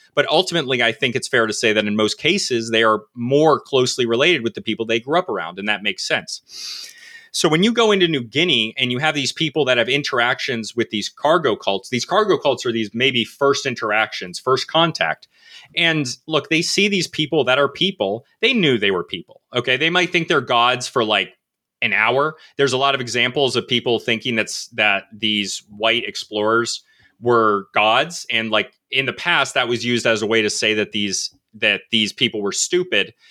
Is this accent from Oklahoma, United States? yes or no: no; Connecticut, United States; also born or lived in North Carolina; I'm from New England. I'm from Connecticut. I spent about a little bit of my life in North Carolina.